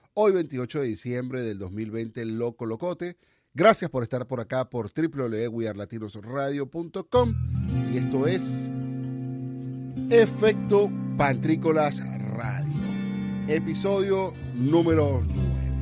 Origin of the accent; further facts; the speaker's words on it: Venezuela; moved away; also born or lived in Oakland, California, United States; yo soy venezolano